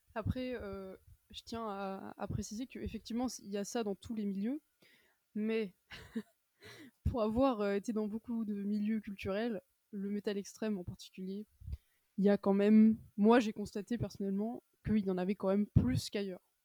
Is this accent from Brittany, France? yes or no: yes; Brittany, France; now in Paris, France; je suis originaire de Bretagne